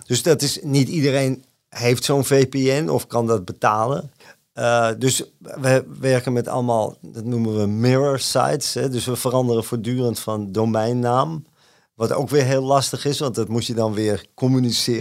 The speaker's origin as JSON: {"language": "Dutch", "town": "Amsterdam", "region": "North Holland", "country": "Netherlands", "tie": "born or raised there", "said": "ik ben geboren en getogen in Amsterdam"}